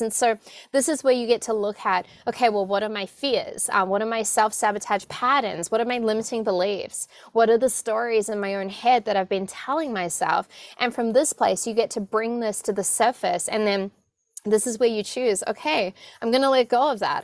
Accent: New Zealand; I was born in New Zealand and very much raised in a family that wasn't having conversations about abundance

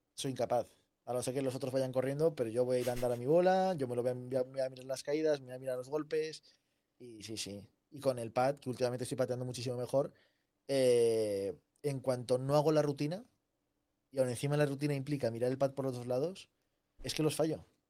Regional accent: Zaragoza, Aragon, Spain; also born or lived in Seville; Yo soy sevillano, aunque vivo en Zaragoza. Toda mi familia es de Zaragoza, pero por, vida de, mis padres, eh, yo nací en Sevilla y viví seis años en Sevilla

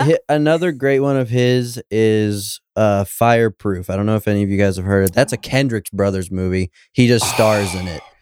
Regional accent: Homer, Alaska, United States; I grew up in Homer, Alaska

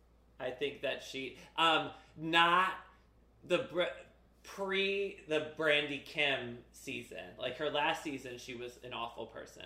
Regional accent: Connecticut, United States; I grew up in Connecticut

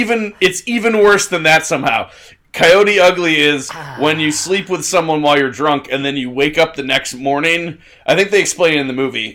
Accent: Chesapeake Bay, United States; moved away; also born or lived in Philadelphia; I grew up in the Chesapeake Bay region, and so Fredericksburg, Maryland was not far

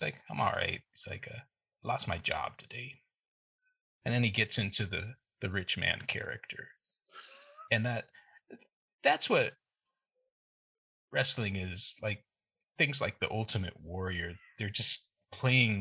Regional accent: Texas, United States; also born or lived in Chicago, Illinois / Houston; we had just moved to Texas

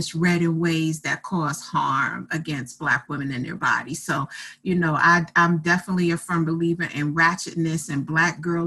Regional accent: New York City, New York, United States; also born or lived in Atlanta, Georgia; now in Charlotte, United States; I'm originally from Brooklyn, New York

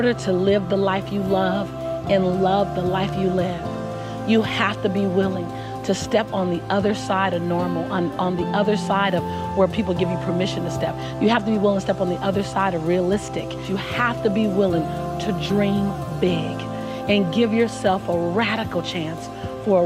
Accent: Los Angeles, California, United States; Born and raised in South Central Los Angeles

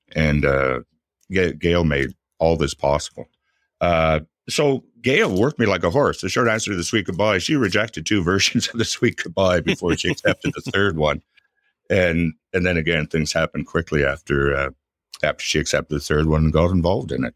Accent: Ottawa, Ontario, Canada; I'm from Ottawa. Ottawa's my hometown

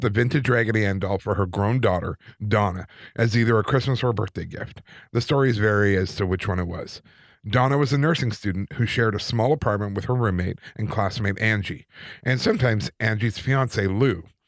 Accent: Calgary, Alberta, Canada; growing up in Calgary, in the Anglican Church

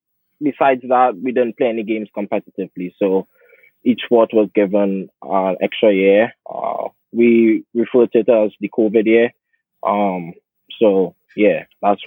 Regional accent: Trinidad & Tobago; moved away as an adult; now in United States; I'm from Trinidad and Tobago. I'm an international student athlete at Stony Brook

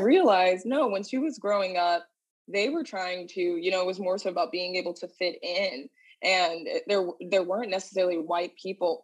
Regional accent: Dallas, Texas, United States; moved away as an adult; now in New York City, United States; I hail from Dallas, Texas, but I currently live in New York City.

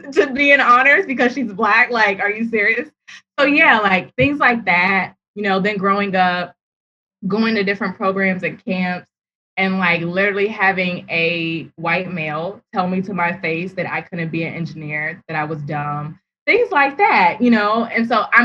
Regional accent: Prince George's County, Maryland, United States; growing up in Prince George's County, Maryland, the predominantly Black county in America

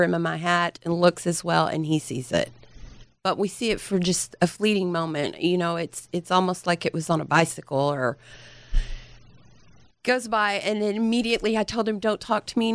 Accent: Dallas, Texas, United States; also born or lived in Garland, Texas; I'm from here. I'm from Dallas, Texas

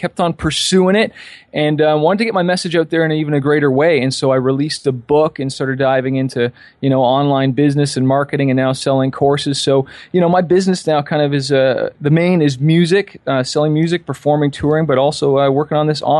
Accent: Toronto, Ontario, Canada; also born or lived in California; now in Toronto, Canada; I'm from Toronto, Canada. I've been in Cali for 3 years. My daughter was born there. And I'm back in Toronto because we had our daughter, so I wanted to be closer with family.

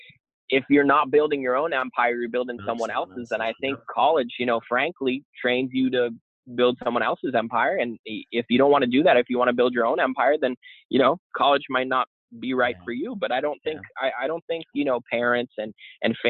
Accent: Boston, Massachusetts, United States; moved away; I'm actually from Boston originally

